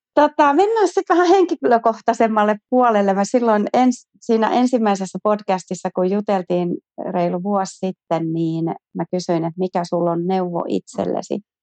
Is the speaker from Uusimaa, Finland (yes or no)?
yes; Järvenpää, Uusimaa, Finland; mä oon järvenpääläinen yrittäjä